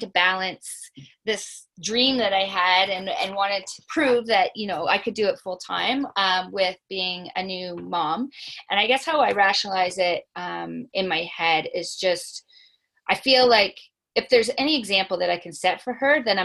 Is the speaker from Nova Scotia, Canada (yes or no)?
yes; Nova Scotia, Canada; moved away; I'm from Nova Scotia, so my family is not here